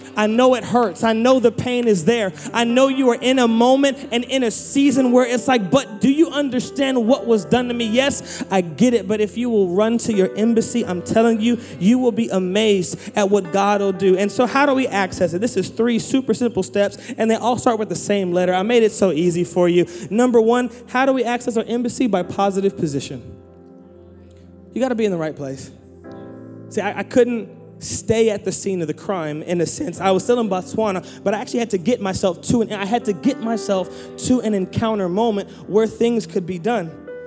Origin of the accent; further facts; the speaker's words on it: United States; I am an American citizen because I was born there